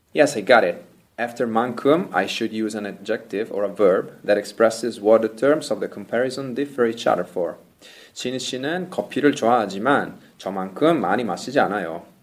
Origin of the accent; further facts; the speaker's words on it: Italy; Korean is a second language; 저는 로맨틱한 이탈리아 남자니까요